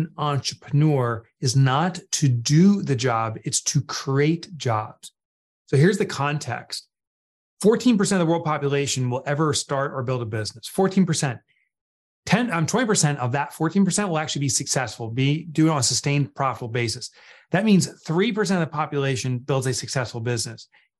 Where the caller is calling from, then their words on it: Northern New Jersey, United States; I'm calling in from New Jersey, Northern New Jersey.